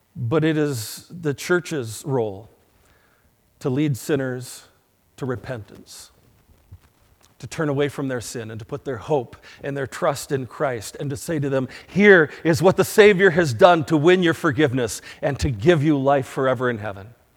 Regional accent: United States; As American citizens

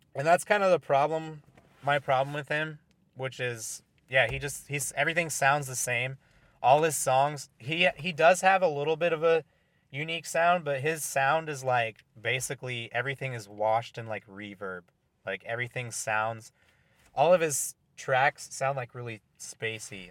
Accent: Oregon, United States; moved away; when I was growing up in Oregon before I moved here

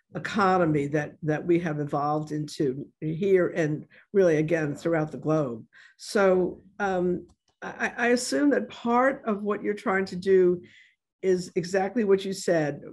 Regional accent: New York City, New York, United States; now in New Orleans, United States; I'm from New York City

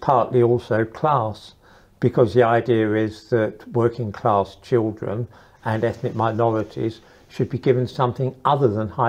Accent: London, United Kingdom; moved away; also born or lived in Custom House / Israel; I was born in Custom House and then I grew up in East London, another part of East London

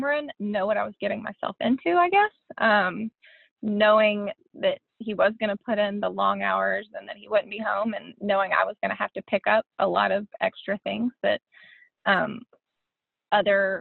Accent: Birmingham, Alabama, United States; also born or lived in Nashville, Tennessee; I grew up in Birmingham, Alabama. I lived there pretty much my whole life, minus a short stint in Nashville

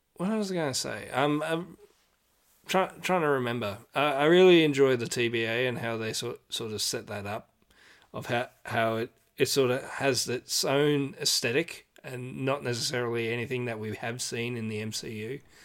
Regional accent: Australia; as Australian

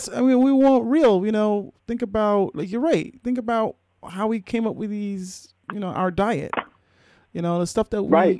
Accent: Jamaica; I'm Jamaican

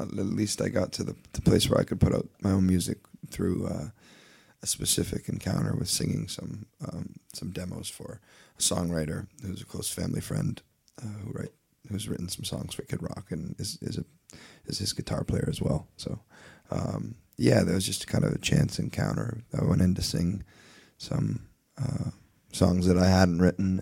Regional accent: Leamington, Ontario, Canada; moved away; also born or lived in Nashville; we're from Leamington, Ontario

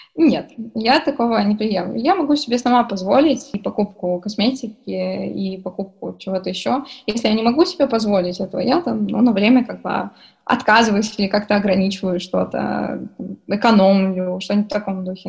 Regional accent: Kurgan Oblast, Russia; я сама из Курганской области

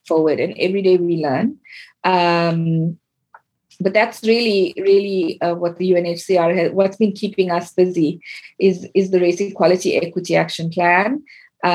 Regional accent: South Africa; I come from South Africa and the history I was taught was very one-sided

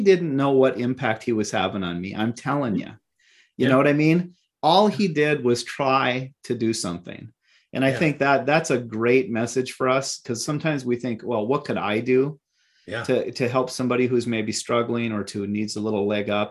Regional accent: Minot, North Dakota, United States; moved away as an adult; now in Minneapolis, United States; out of Minot, my hometown, to Minneapolis.

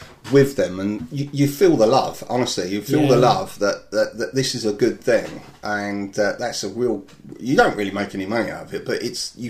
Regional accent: Enfield, London, United Kingdom; It's in my hometown.

